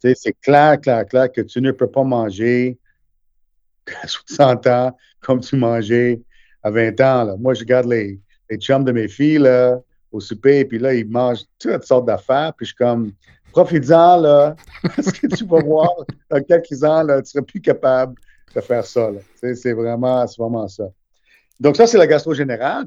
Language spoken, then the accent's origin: French; Montreal, Quebec, Canada; also born or lived in India; je suis né en Inde, euh, mais on a déménagé ici quand j'avais neuf mois